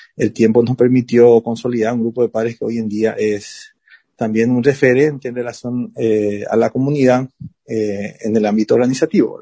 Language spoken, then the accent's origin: Spanish; Carapeguá, Paraguarí, Paraguay; born or raised there; also born or lived in Buenos Aires, Argentina / Asunción, Paraguay